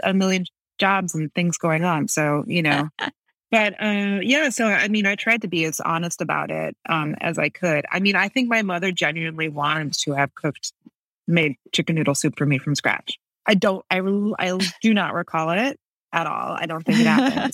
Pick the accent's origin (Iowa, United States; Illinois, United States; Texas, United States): Illinois, United States; Buffalo Grove; also born or lived in New York; now in New Orleans, United States; I grew up in Buffalo Grove